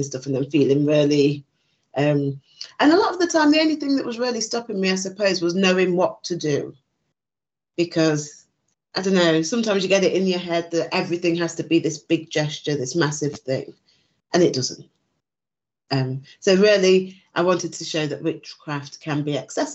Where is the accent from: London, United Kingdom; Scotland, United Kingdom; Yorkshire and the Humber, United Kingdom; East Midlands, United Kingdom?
East Midlands, United Kingdom; Nottinghamshire; growing up in the UK, I grew up in Nottinghamshire.